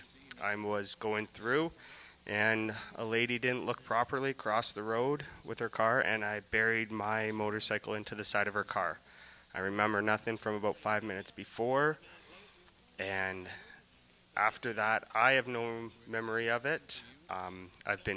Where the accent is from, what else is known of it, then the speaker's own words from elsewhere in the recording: Virgil, Ontario, Canada; I grew up in Virgil